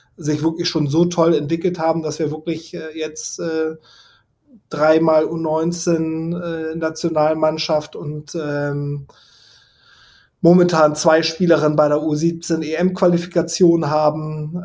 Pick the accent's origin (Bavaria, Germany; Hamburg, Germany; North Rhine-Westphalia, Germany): Hamburg, Germany; meine Heimat, der Platz, wo ich groß geworden bin, das Quellental